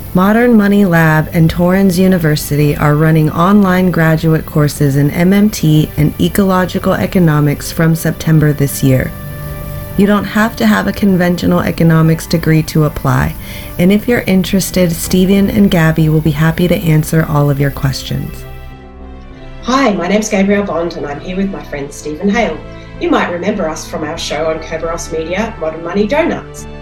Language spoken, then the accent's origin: English; Tunisia; moved away; I'm originally from Tunisia